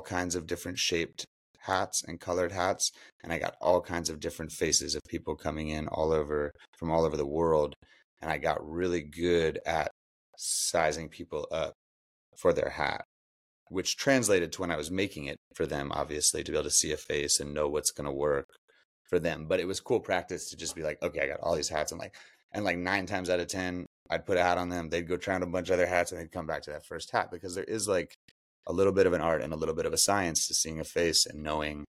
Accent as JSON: {"language": "English", "town": "Berkeley", "region": "California", "country": "United States", "tie": "born or raised there", "also_born_or_lived": "Lake Tahoe / Oakland", "lives_now": "West Marin, United States", "said": "I was born in Lake Tahoe, raised in Berkeley in Oakland. I currently reside in West Marin up on the coast"}